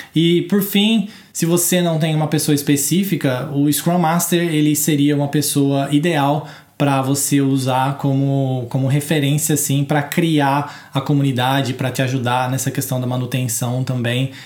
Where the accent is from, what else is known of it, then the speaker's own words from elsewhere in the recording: Brazil; a gente é brasileiro